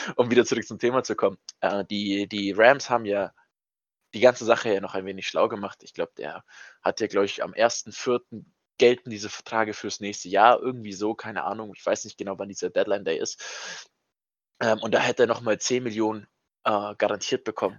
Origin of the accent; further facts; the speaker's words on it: Bavaria, Germany; bei uns in Bayern